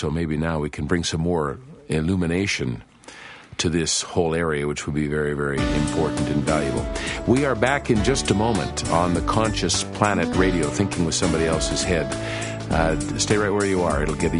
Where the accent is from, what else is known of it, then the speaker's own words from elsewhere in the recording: Canada; moved away; I'm just back from Canada, you know, Claudia, and I felt this very much in my country